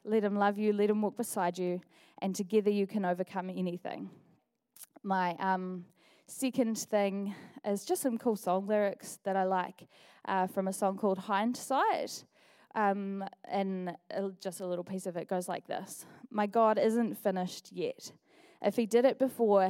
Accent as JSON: {"language": "English", "town": "Dunedin", "region": "Otago", "country": "New Zealand", "also_born_or_lived": "Auckland", "said": "I've been attending Equippers Dunedin since the day that I came home from Auckland 12 years ago"}